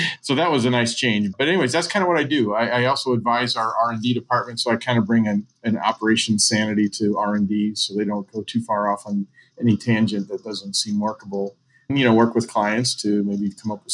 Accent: St. Louis, Missouri, United States; moved away as an adult; also born or lived in Alaska; now in Dallas, United States; I grew up in St. Louis

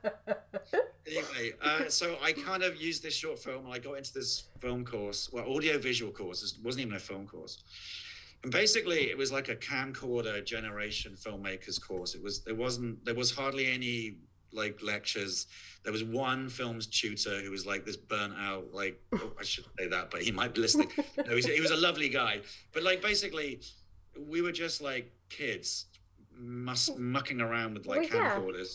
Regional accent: near Worthing, South East England, United Kingdom; moved away; a place called Worthing, which is not that far from where I, my hometown

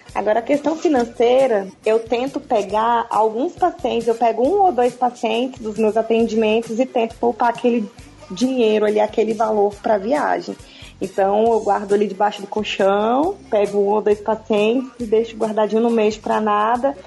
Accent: Brasília, Federal District, Brazil; eu nasci em Brasília, nasci e criada aqui

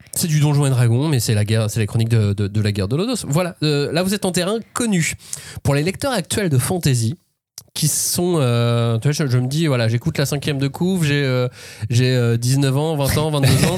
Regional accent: France; nous en tant que Français

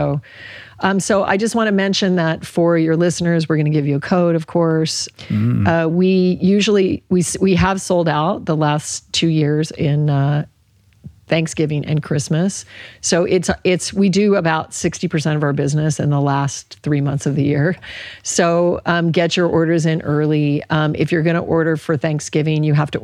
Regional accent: Alaska, United States; I grew up in Alaska

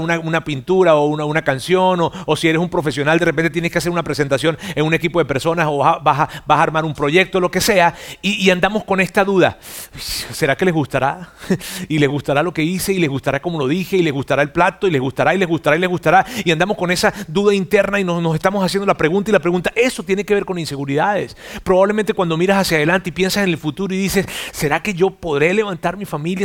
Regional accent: Mexico; no tan solo soy mexicano

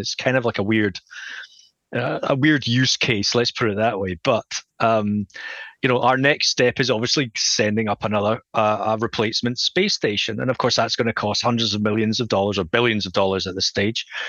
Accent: Scotland, United Kingdom; accent: Scottish; if you can tell from my accent, I'm from Scotland

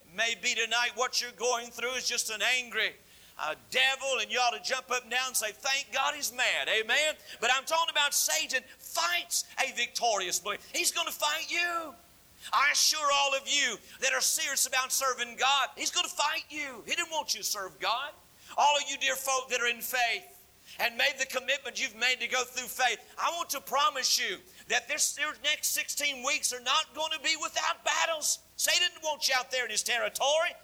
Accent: North Carolina, United States; moved away; I grew up in North Carolina

